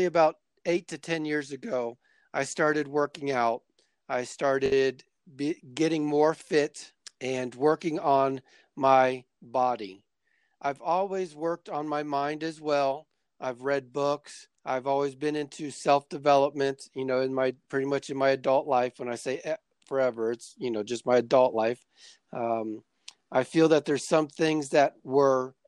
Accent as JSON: {"language": "English", "region": "Florida", "country": "United States", "tie": "born or raised there", "moved": "yes", "lives_now": "Colorado Springs, United States", "said": "I live in Colorado Springs, Colorado, USA. I grew up in Florida"}